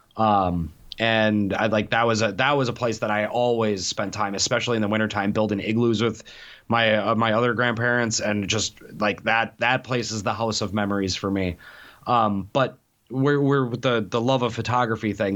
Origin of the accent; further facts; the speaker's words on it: Milwaukee, Wisconsin, United States; moved away; growing up in Milwaukee